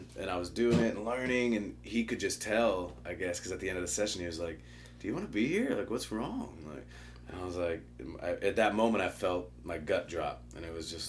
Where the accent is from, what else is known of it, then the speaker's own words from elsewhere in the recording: Chicago, Illinois, United States; also born or lived in Nashville; I'm originally from Chicago.